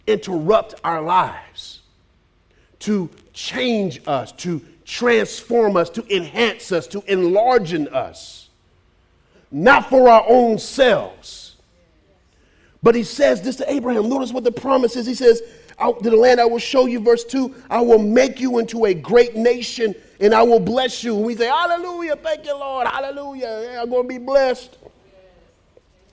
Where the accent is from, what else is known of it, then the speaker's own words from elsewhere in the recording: United States; we're very American